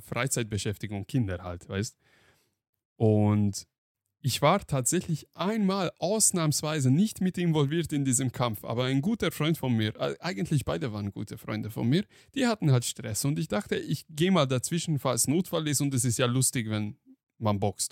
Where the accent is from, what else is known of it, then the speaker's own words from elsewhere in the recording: Hungary; moved away; ich bin ja in Ungarn aufgewachsen